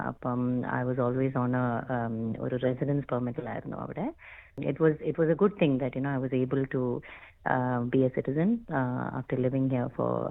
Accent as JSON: {"language": "Malayalam", "country": "Bahrain", "tie": "born or raised there", "moved": "yes", "lives_now": "Australia", "said": "ഞാൻ ഇവിടെ ഓസ്ട്രേലിയയിൽ ടൂ തൗസൻഡ് സിക്സ്റ്റീനിലാണ് വന്നത് അതിന്റെ മുമ്പേ ഞാൻ ബഹ്റൈനിലായിരുന്നു അവിടാണ് ഞാൻ ജനിച്ചു വളർന്നത്"}